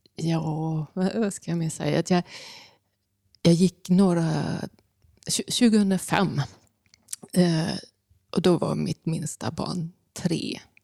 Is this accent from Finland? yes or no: no; Bornholm, Capital Region of Denmark, Denmark; moved away; hemma på Bornholm där jag växte upp